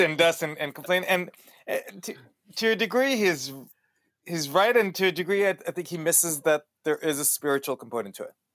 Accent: El Paso, Texas, United States; accent: Israeli Texan; also born or lived in Israel; grew up in Texas, which gives me a really weird accent

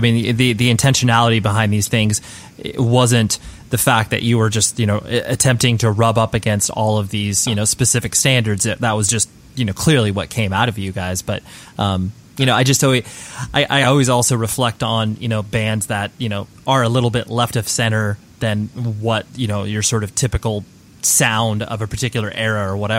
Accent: California, United States; Essentially born and raised in Southern California, so, you know, got exposed to music via, you know, a lot of the same methods that, you know, many of us did.

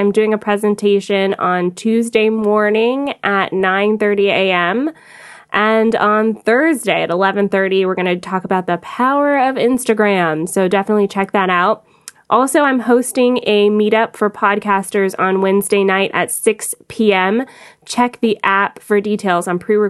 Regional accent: Atlanta, Georgia, United States; now in Canada; I am from Atlanta, and I became a Canadian citizen November 20th of 2018, so I am a proud Canadian now

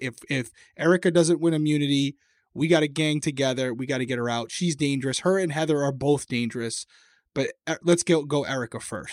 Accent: Rhode Island, United States; accent: Rhode Island; my Rhode Island accent came out there

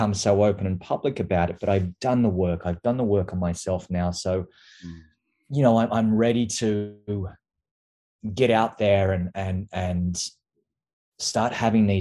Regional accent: Queanbeyan, New South Wales, Australia; I grew up in Canberra, or just a small little town outside of Canberra called Queanbeyan.

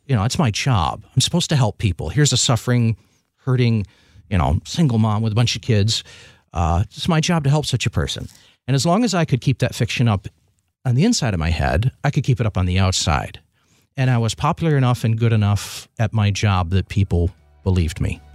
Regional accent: Milan, Michigan, United States; I grew up south of Ann Arbor, little town of Milan

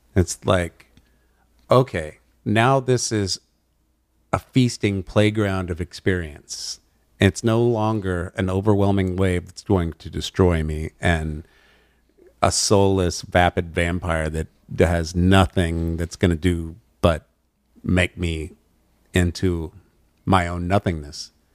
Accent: Amarillo, Texas, United States; also born or lived in New Orleans; now in Los Angeles, United States; i haven't been back to my hometown of amarillo west texas in a long time

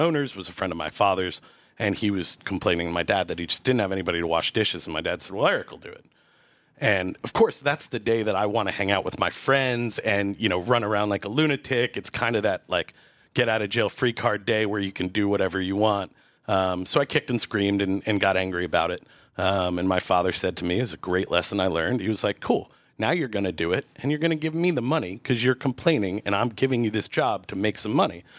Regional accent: Montgomery, New York, United States; moved away as an adult; now in Asheville, United States; in my hometown there, uh, which is Montgomery, New York, about an hour north of New York City

